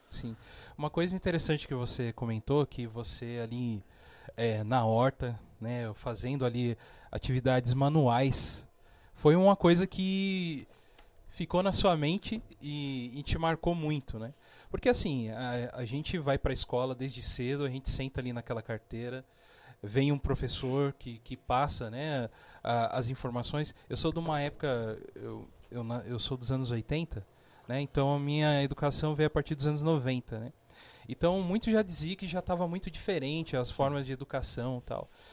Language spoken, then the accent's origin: Portuguese; São José dos Campos, São Paulo, Brazil; Nascido e criado aqui